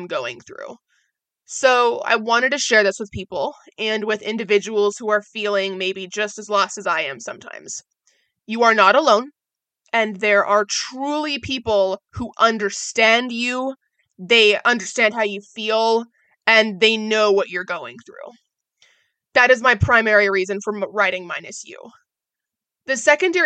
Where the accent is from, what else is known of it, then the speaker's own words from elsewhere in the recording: Oregon, United States; moved away as an adult; also born or lived in Orlando, Florida; I was born and raised in Oregon